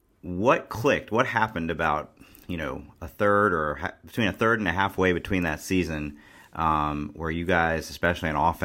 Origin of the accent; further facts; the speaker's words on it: Cincinnati, Ohio, United States; from Cincinnati, my hometown